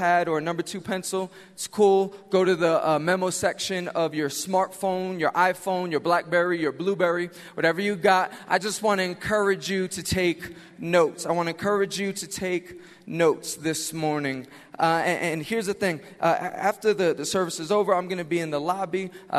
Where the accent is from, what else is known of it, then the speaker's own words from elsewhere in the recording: New York City, New York, United States; I am from Queens, New York